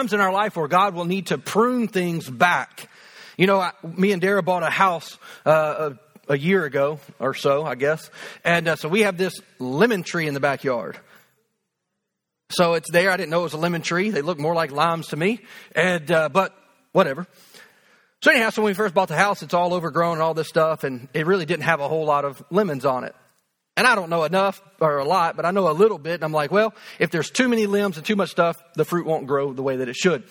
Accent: United States

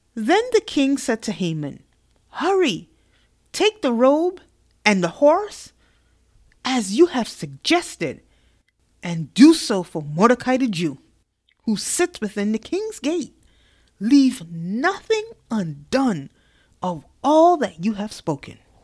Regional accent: New York City, New York, United States; I am from New York City

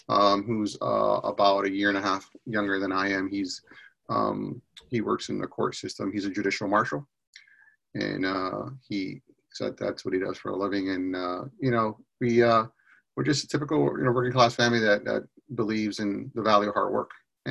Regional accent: Bridgeport, Connecticut, United States; I grew up in Bridgeport.

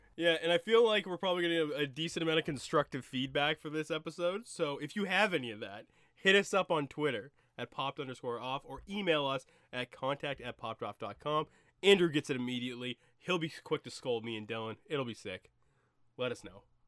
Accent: Canada; As a Canadian, it is in, like, it is in my genetic coding to let somebody else go ahead of me

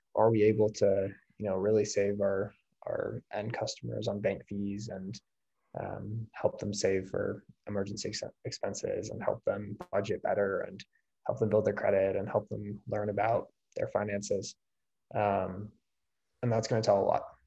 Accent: California, United States; moved away; I grew up in California.

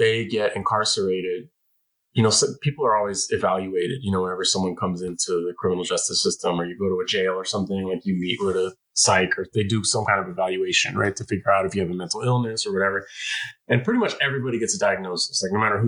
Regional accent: San Francisco, California, United States; the totally dysfunctional and violent public schools of San Francisco of my youth

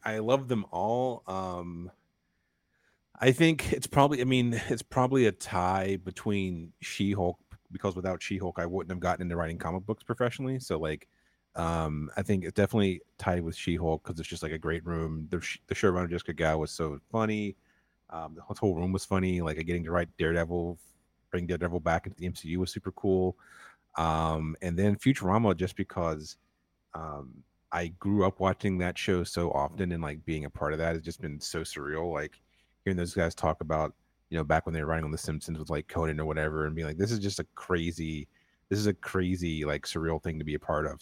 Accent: North Carolina, United States; I'm from North Carolina

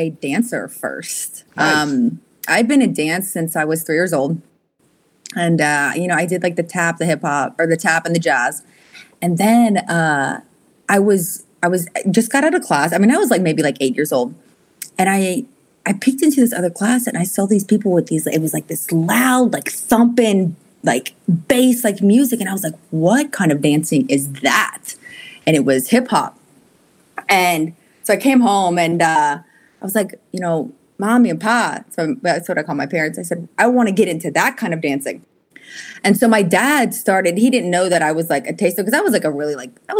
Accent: Pensacola, Florida, United States; moved away as an adult; also born or lived in Orlando / New York; now in Atlanta, United States; I was born and raised in Pensacola

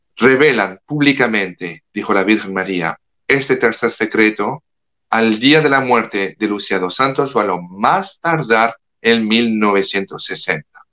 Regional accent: France; Spanish is a second language; now in United States; Yo como francés le hablo como francés que vive en los Estados Unidos

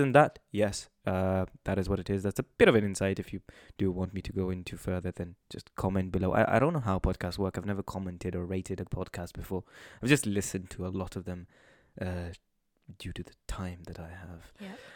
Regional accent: Manchester, North West England, United Kingdom; we're people from Manchester. Um, so we live at home

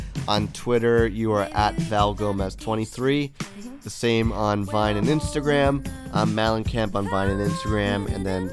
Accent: Toronto, Ontario, Canada

